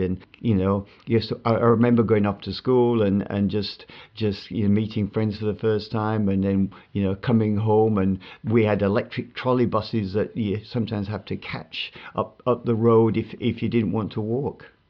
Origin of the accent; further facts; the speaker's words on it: Bradford, Yorkshire and the Humber, United Kingdom; I grew up in Bradford